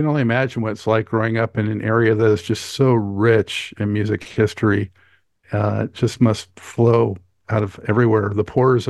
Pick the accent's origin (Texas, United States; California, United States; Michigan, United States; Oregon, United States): California, United States; Los Angeles; I grew up in Los Angeles.